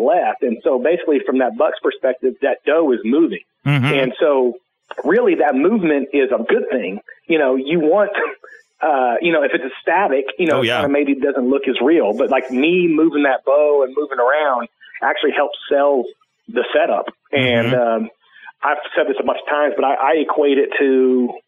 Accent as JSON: {"language": "English", "region": "Oklahoma", "country": "United States", "said": "This is my home state."}